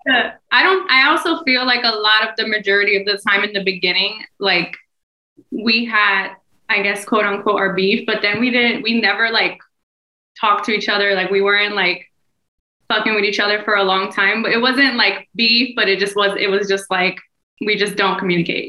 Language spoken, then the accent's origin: English; New Jersey, United States; moved away; I'm from Jersey